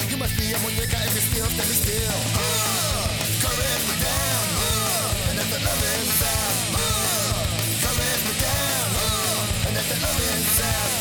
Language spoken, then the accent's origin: English; United States; I'm an American